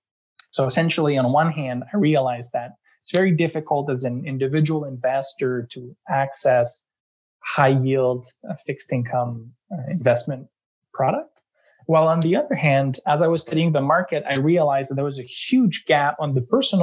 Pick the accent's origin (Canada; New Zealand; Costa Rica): Canada; Eastern Townships, Quebec; moved away as an adult; also born or lived in London, United Kingdom / Montreal, Canada; now in Toronto, Canada; I'm from Quebec. I come from the Eastern Townships. Grew up and lived most of my life in Quebec